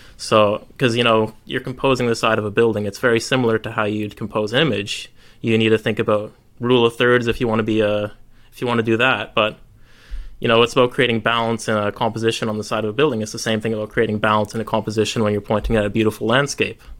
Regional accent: Canada; moved away; I'm originally Canadian, so I was on a holiday back to Canada to see family

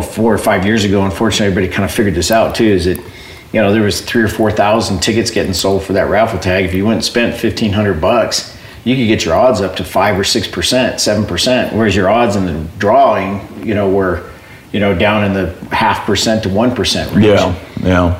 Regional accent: Southern Arizona, United States; I'm from born and raised in Southern Arizona

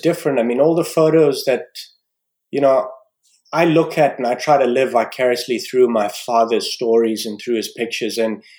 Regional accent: Nairobi, Kenya; born there; I was born in Nairobi and in Kenya, and I've spent time there because I still have family there.

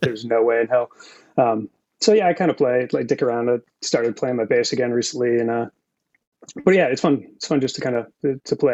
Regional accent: Massachusetts, United States; moved away as an adult; also born or lived in San Francisco, California; now in California, United States; born and raised in Massachusetts

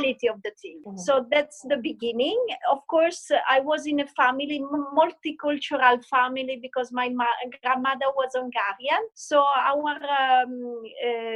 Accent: Turin, Piedmont, Italy; I was born in Torino, which is in Italy, which is a very classic and, let's say, bourgeois town

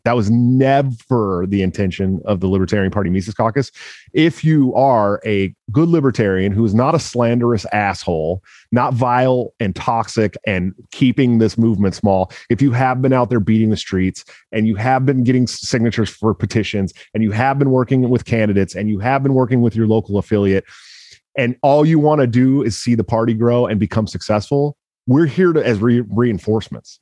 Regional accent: Washington, United States; that's my home state

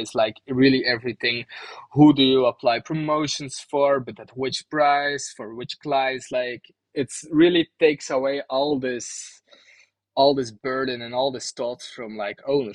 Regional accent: Bruges, Flanders, Belgium; my hometown, Bruges

